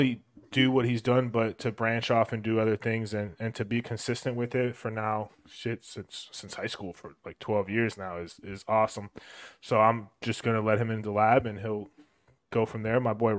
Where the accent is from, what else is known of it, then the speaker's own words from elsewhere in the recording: South Florida, United States; moved away as an adult; now in Georgia, United States; mostly from South Florida, because that's where I'm from and that's where I grew up, and that South Florida made me who I am.